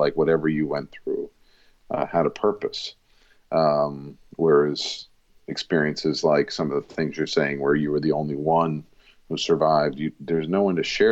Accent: Rockville Centre, New York, United States; I'm born in the city, but raised in Rockville Center, which is a suburb

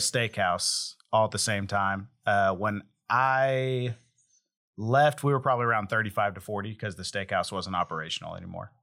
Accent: Hominy, Oklahoma, United States; Hominy, Oklahoma, which is my hometown

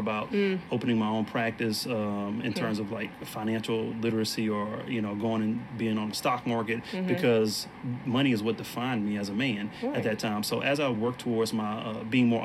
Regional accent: Beaumont, Texas, United States; I grew up in Beaumont, Texas, which is a town close to Houston.

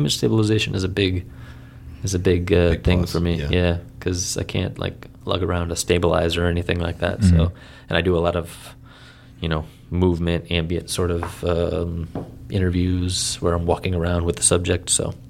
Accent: United States; I'm still American, so we're our language isn't our forte.

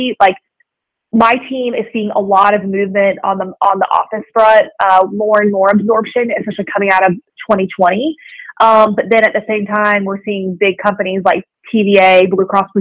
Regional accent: Tampa, Florida, United States; moved away as an adult; now in Chattanooga, United States; I'm from Tampa, Florida. That's where I grew up

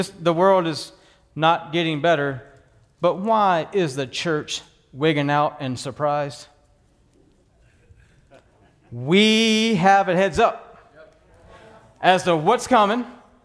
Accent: Texas, United States; Born and raised in Texas on a working ranch

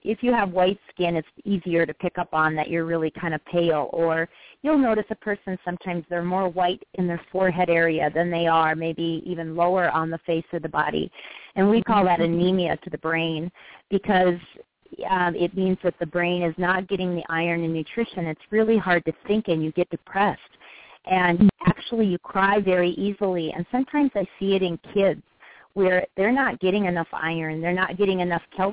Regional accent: United States; we Americans

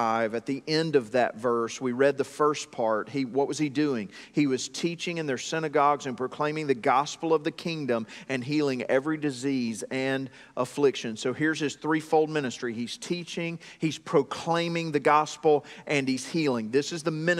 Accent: Greenville, South Carolina, United States; moved away as an adult; also born or lived in Buies Creek, North Carolina; now in North Carolina, United States; I grew up in South Carolina, but it was not around farms. It was in the suburbs of Greenville, South Carolina

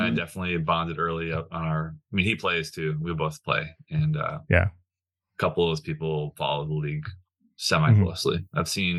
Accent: Wisconsin, United States; I'm from Wisconsin, but pretty close to the Twin Cities. So I grew up rooting for Minnesota teams.

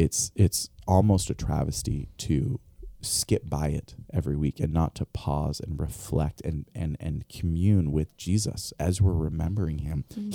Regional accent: Albania; I grew up overseas in Albania. My parents were missionaries there, Eastern Europe.

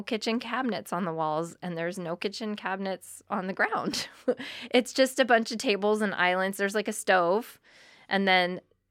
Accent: Burbank, California, United States; now in Humboldt, United States; which is where I grew up in Southern California, in Burbank. And it's so cookie cutter.

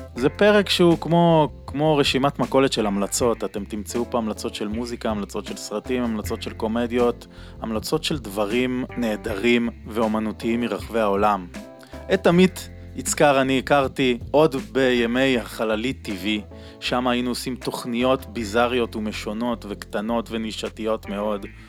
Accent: Tel Aviv, Tel Aviv District, Israel; בתור תל אביבי

